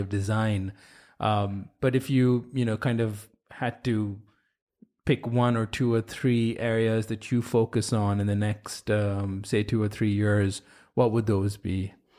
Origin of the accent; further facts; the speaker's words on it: India; moved away; I grew up in India